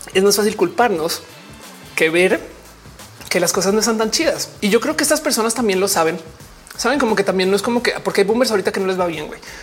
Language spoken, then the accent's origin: Spanish; Mexico; yo no nací en México, pero, pues, de México soy